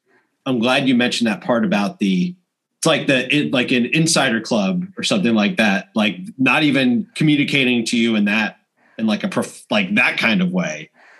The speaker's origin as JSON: {"language": "English", "area": "near Glen Cove and Oyster Bay, Nassau County", "region": "New York", "country": "United States", "tie": "born or raised there", "said": "I grew up on North, near Glen Cove and Oyster Bay in Nassau County."}